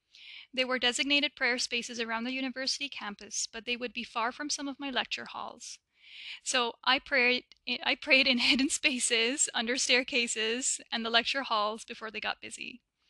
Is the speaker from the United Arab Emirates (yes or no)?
yes; Dubai, United Arab Emirates; So I was born and raised in Dubai in the Middle East by Pakistani parents.